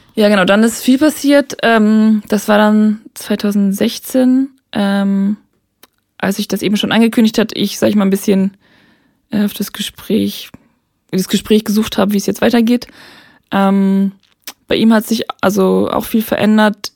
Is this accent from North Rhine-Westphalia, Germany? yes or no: no; Hamburg, Germany; moved away; Ich komme eigentlich aus Hamburg